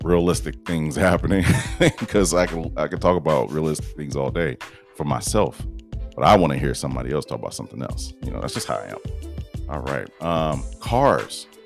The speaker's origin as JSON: {"language": "English", "town": "Detroit", "region": "Michigan", "country": "United States", "tie": "born or raised there", "said": "born in Detroit, Michigan. Yes. I don't know if everybody knew that. I say I'm from Detroit."}